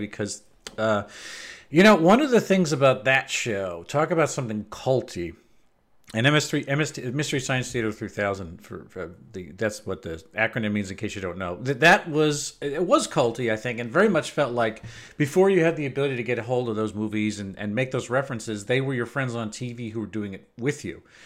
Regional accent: United States

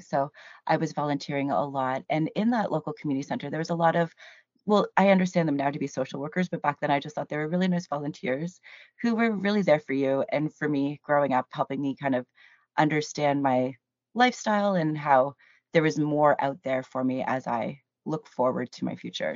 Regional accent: Cambridge, Ontario, Canada; also born or lived in Hamilton, Ontario / St. Catharines, Ontario; Technically, I was born in Hamilton, Ontario, and I say technically 'cause I was raised in Cambridge

